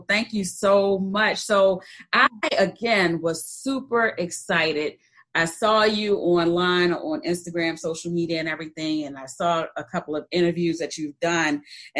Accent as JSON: {"language": "English", "town": "Baltimore", "region": "Maryland", "country": "United States", "moved": "as an adult", "lives_now": "Georgia, United States", "said": "I'm from Baltimore, Maryland."}